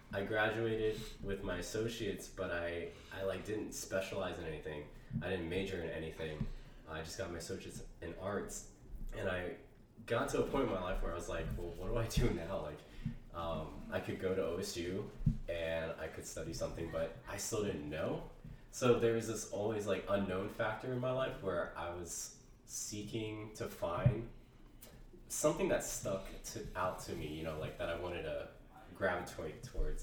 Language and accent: English; Ohio, United States; moved away as an adult; now in San Francisco Bay Area, United States; I'm from Ohio, um, so I am returning back home